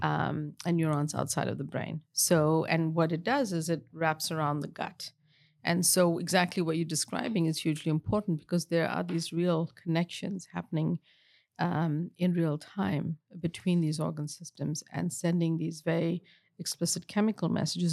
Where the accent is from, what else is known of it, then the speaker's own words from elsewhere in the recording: South Africa; moved away; I grew up in apartheid in South Africa